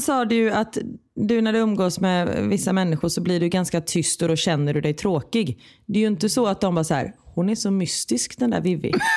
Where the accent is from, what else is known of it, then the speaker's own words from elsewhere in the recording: Sweden; moved away as an adult; Hemma i Sverige